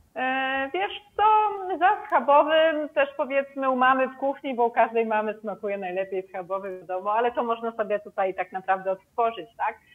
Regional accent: Kraków, Lesser Poland, Poland; now in Sardinia, Italy; ja jestem z Krakowa, więc gdzieś tam czasami chodzą za mną właśnie e, te nasze krakowskie obwarzanki

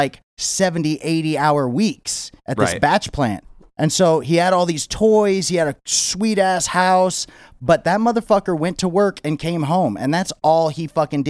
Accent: Las Vegas, Nevada, United States; I'm from Las Vegas, so union jobs are like really sought after.

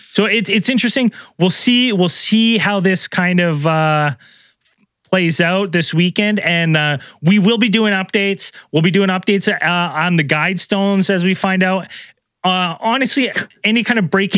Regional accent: British Columbia, Canada; as a British Columbian

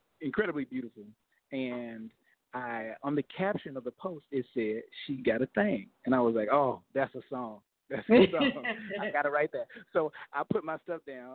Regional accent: Fort Worth, Texas, United States; also born or lived in Los Angeles, California; I'm from Fort Worth, Texas

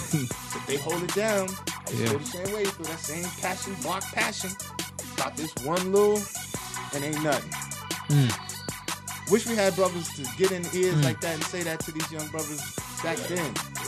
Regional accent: New York, United States; But I'm neutral. I was from New York.

